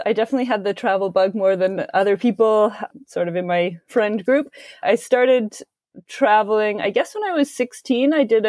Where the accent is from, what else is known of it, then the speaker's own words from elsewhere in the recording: Kingsville, Ontario, Canada; also born or lived in Waterloo, Canada; now in Toronto, Canada; It was a small town. I mean, you hear lots of stories about like New York or London, but growing up in Kingsville, Ontario, less so.